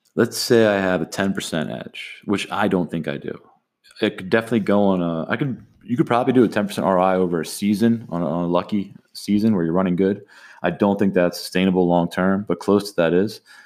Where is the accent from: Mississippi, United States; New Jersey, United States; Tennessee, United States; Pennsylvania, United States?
New Jersey, United States; Atlantic City; growing up in Atlantic City